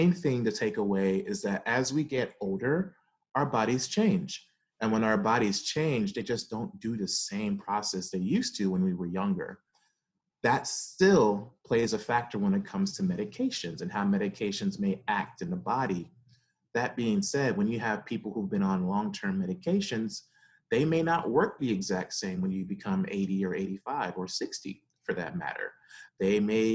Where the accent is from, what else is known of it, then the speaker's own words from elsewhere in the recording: Atlanta, Georgia, United States; moved away as an adult; also born or lived in Brooklyn, New York; now in Durham, United States; like most Caribbean families, we started there and ended up leaving to Atlanta